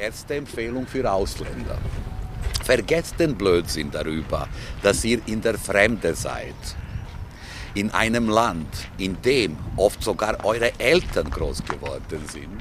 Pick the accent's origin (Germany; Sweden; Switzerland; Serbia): Serbia; Belgrade; German is a second language; moved away as an adult; now in Vienna, Austria; Ich bin äh, ein, äh, sagen wir, gebürtiger Belgrader mit zwei gebürtigen Elternteilen, die auch Belgrader waren